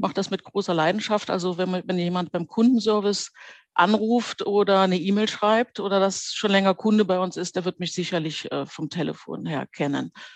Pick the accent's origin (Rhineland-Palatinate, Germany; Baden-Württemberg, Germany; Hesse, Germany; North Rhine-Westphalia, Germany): Rhineland-Palatinate, Germany; Trier; moved away as an adult; wollte ich dann wieder nach Trier zurück. Das ist ja meine Geburtsstadt